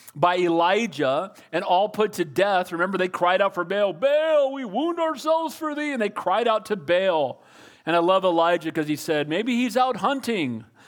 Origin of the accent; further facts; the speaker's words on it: United States; I'm a Christian far before I'm an American